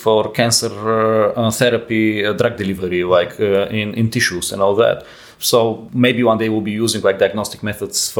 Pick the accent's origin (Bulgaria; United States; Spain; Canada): Bulgaria; moved away; also born or lived in Netherlands; I'm from Europe. I was born in Bulgaria and I started in the Netherlands